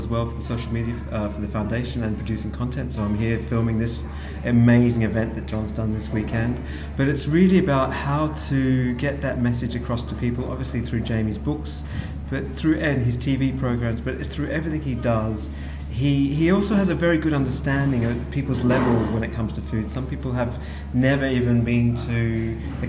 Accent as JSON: {"language": "English", "country": "Australia", "moved": "as an adult", "lives_now": "London, United Kingdom", "said": "I'm from Australia originally. My grandparents were farmers. I grew up knowing about food."}